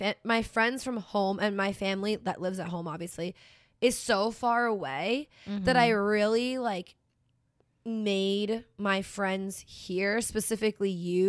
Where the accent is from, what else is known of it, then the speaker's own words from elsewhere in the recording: the North, United States; moved away; I didn't grow up in tornadoes, right? I grew up in the north. We had snow, okay?